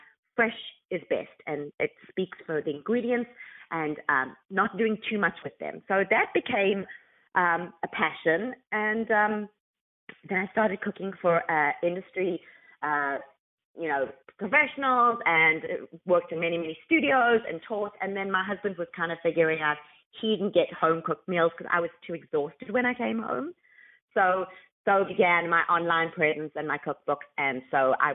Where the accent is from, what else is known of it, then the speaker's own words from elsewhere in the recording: South Africa; moved away as an adult; now in California, United States; Growing up in South Africa